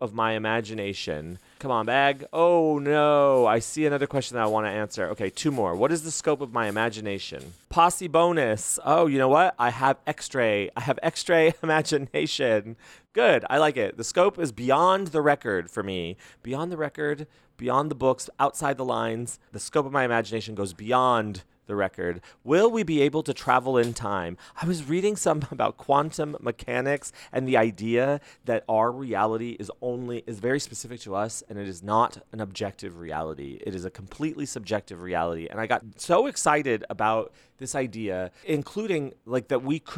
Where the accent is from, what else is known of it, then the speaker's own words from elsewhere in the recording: Las Cruces, New Mexico, United States; my hometown, Las Cruces, around El Paso, like in that area.